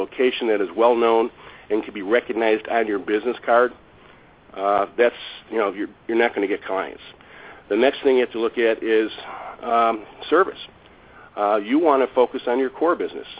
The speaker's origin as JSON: {"language": "English", "town": "Chicago", "region": "Illinois", "country": "United States", "tie": "born or raised there", "said": "I'm born and raised in Chicago, south side of Chicago"}